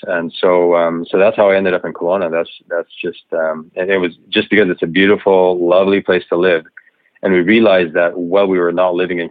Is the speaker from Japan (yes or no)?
yes; Japan; also born or lived in Tokyo, Japan; And so I grew up in Japan, going to Japanese school, raised in a small kind of a fishing village on the Japan seaside of Honshu, the main island. And from there, I went to boarding school in Tokyo for high school.